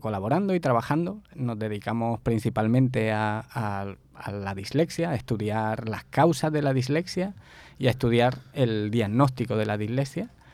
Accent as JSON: {"language": "Spanish", "town": "El Esparragal", "region": "Andalusia", "country": "Spain", "also_born_or_lived": "Málaga", "accent": "Andalusian (costeño equivalent in Spain)", "moved": "as an adult", "lives_now": "Barranquilla, Colombia", "said": "yo soy original de un pueblecito que sería algo así como lo que aquí llamáis una vereda"}